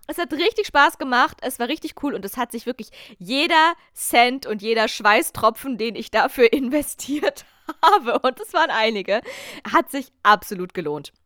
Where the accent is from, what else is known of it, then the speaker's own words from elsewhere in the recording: Germany; ich habe mich selten als Deutsche geoutet